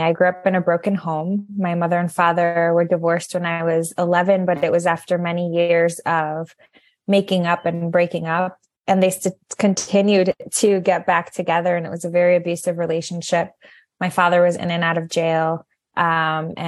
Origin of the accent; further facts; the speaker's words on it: Connecticut, United States; moved away as an adult; also born or lived in New York / Colorado / Puerto Rico; We both grew up in Connecticut